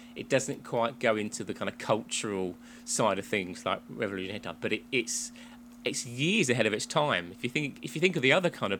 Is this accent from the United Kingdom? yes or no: yes; England, United Kingdom; I got closer than you, but I should do as a native Englander.